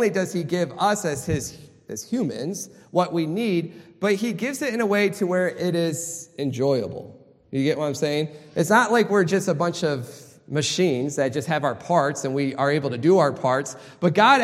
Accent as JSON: {"language": "English", "region": "Michigan", "country": "United States", "tie": "born or raised there", "said": "I grew up in Michigan"}